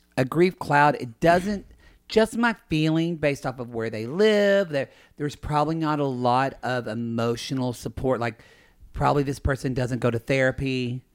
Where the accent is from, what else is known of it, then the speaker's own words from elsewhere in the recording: the Bible Belt, the South, United States; I grew up in the Bible, buckle of the Bible Belt